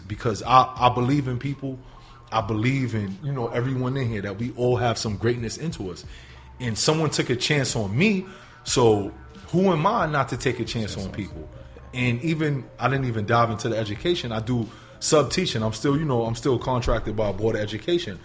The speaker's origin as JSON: {"language": "English", "town": "New York City", "region": "New York", "country": "United States", "tie": "born or raised there", "also_born_or_lived": "Sullivan County, New York", "moved": "as an adult", "lives_now": "Buffalo, United States", "said": "originally, born and raised in the Bronx"}